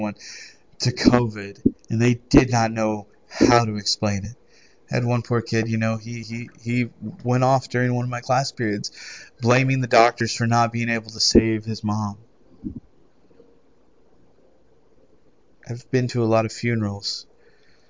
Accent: United States; as an American people

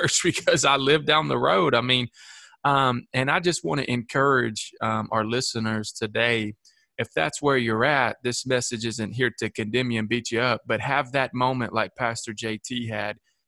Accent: Shelbyville, Tennessee, United States; we just launched a satellite campus in my hometown of Shelbyville, Tennessee.

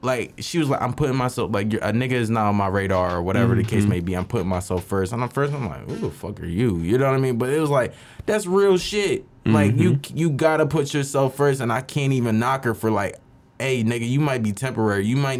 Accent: Philadelphia, Pennsylvania, United States; I'm from mm-hmm. Philly

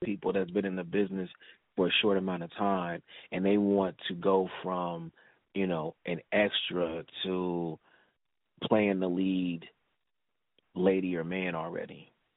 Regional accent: Los Angeles, California, United States; I'm born and raised in South Central Lake, so all my family is here

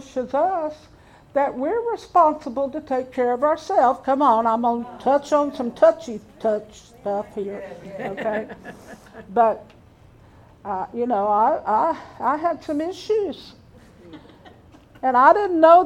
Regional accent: Pearland, Texas, United States; I was raised in Pearland for over 40 years

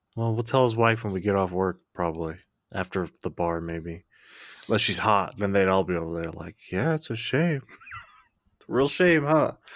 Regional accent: Arkansas, United States; I'm from Arkansas

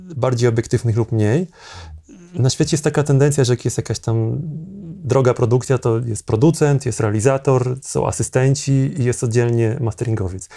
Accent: Zamość, Lublin Voivodeship, Poland; now in Warsaw, Poland; jestem z małego miasta pochodzę, z mhm. Zamościa, jak przyjechałem do Warszawy dawno temu

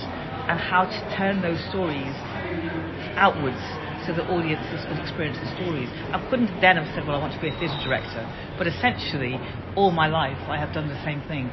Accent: Liverpool, North West England, United Kingdom; I'm from Liverpool

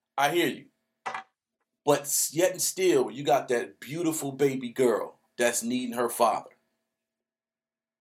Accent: Detroit, Michigan, United States; I'm from Detroit

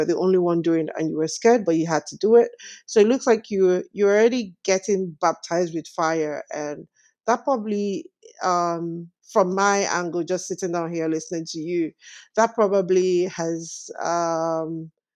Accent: Nigeria; moved away as an adult; now in Canada

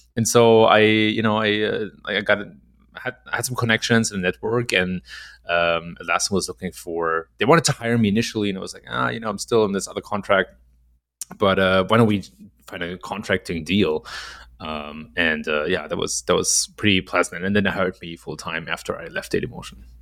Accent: Germany; moved away as an adult; now in Chicago, United States; I was born and raised in Germany

